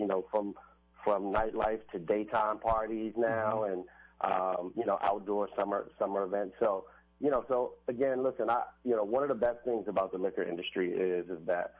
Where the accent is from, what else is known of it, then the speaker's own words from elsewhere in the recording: Washington, District of Columbia, United States; So for me, originally I'm from Washington, D.C. {S13} Mm-hmm. {S12} I grew up in Northeast D.C. In a place called Lansing Terrace.